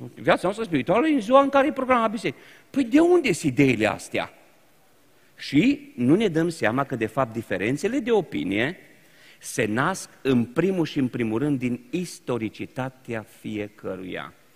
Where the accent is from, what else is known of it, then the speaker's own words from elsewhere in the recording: Romania; Noi, ca români, nu am fost învățați, n-am avut educația conflictului.